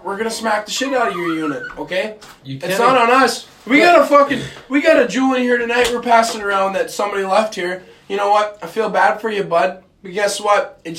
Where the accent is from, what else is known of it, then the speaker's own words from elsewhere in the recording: Midwest, United States; I'm from the Mid. We're all from the Midwest.